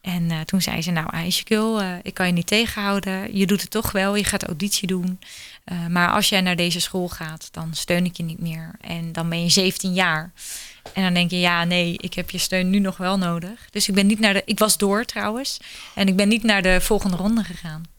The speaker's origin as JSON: {"language": "Dutch", "country": "Netherlands"}